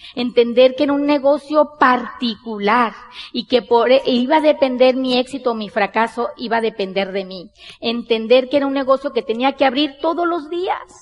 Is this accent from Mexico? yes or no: yes; Sonora, Mexico; Nosotros somos mexicanos, bien mexicanas, somos de Sonora, del norte del país de México.